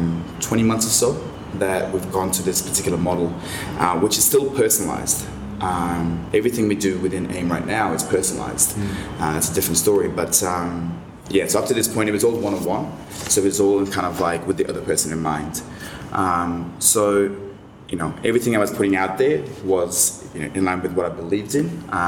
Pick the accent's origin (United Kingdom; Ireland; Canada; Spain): United Kingdom; London; now in Australia; You know, I came from London where it's dark and grey.